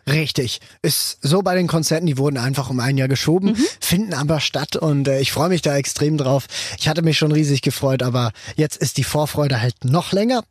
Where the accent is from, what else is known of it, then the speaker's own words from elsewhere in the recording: Switzerland; ich als Schweizer Vertretung